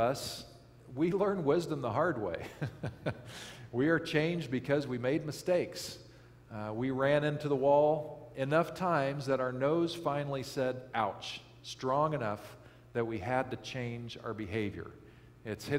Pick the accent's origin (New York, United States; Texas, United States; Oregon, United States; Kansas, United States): Kansas, United States; I grew up in Kansas, And northeastern Kansas, it's actually quite lovely